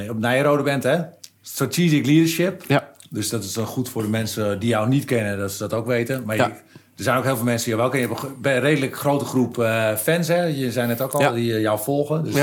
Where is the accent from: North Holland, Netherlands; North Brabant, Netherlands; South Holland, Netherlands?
South Holland, Netherlands; Rotterdam; ik kom uit Rotterdam.